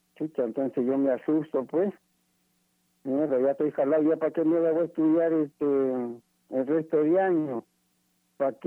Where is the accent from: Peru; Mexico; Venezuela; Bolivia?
Peru; Ica; moved away; also born or lived in Chimbote; yo soy de Ica, yo soy de Ica